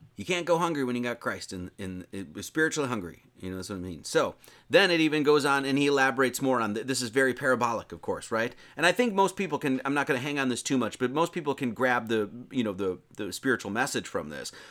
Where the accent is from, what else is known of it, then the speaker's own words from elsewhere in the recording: Wisconsin, United States; I'm from Wisconsin